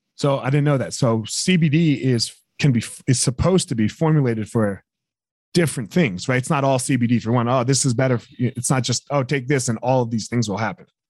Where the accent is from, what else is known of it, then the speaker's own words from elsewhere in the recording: East Coast, United States; I grew up on the East Coast